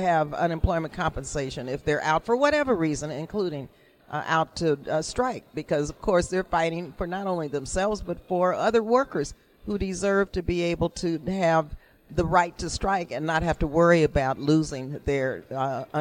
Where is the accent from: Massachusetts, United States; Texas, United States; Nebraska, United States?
Texas, United States; El Paso; now in California, United States; I was born and raised in El Paso, Texas, in an immigrant community